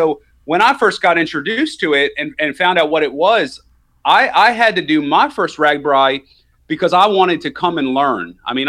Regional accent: Maryland, United States; I grew up in Maryland, and I had never really seen that.

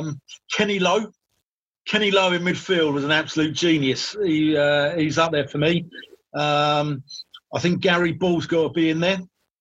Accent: London, United Kingdom; we're all from the North London area, I presume, aren't we? And, you know, I mean, I live in East Barnet now. I live in East Barnet, sort of South Gateway.

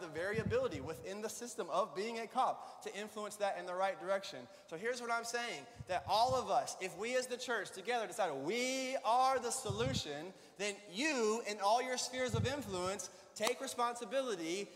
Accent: Alabama, United States; I grew up in Alabama

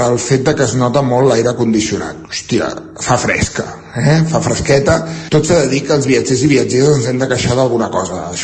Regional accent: Centelles, Catalonia, Spain; de Centelles, amb la veu robada.

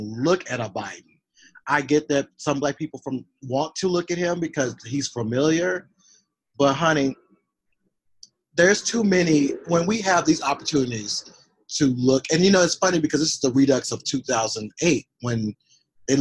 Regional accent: Tennessee, United States; moved away as an adult; also born or lived in Kentucky; now in Los Angeles, United States; I grew up in Tennessee, went to college in Kentucky

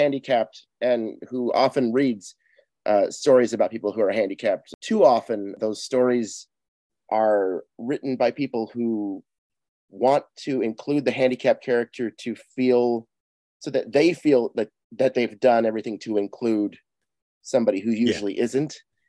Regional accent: Seattle, Washington, United States; Because I'm from Seattle.

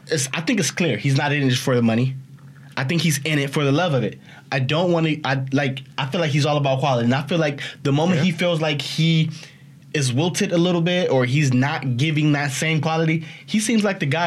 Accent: Alabama, United States; But you know what? I'm from Alabama.

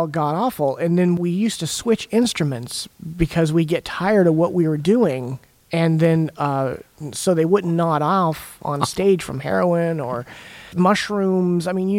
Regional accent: Healdsburg, California, United States; I grew up in Healdsburg, which there's not a lot to do there, but drugs and drinking and playing music and chasing girls.

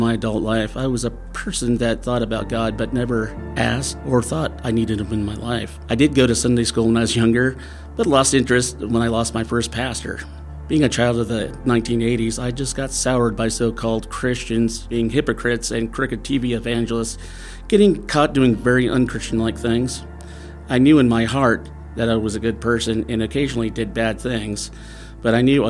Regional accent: Hawaii, United States; also born or lived in Coos Bay, Oregon; But we moved the band in when I was 3, maybe? Dad got a wild burr and we moved to Hawaii.

